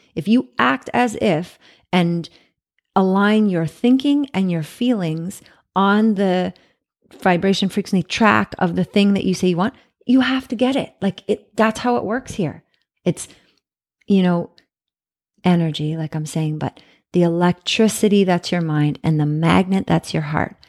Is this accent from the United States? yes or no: no; Canada; moved away; I'm from Canada